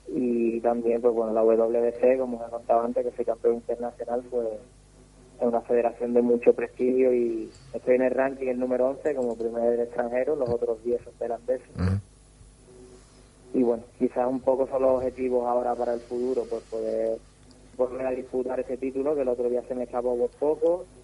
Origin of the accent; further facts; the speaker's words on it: Cádiz, Andalusia, Spain; soy de Cádiz